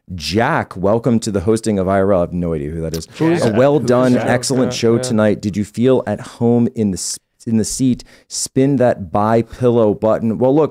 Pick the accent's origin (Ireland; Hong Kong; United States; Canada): Canada; The future seems bleak to me as a Canadian.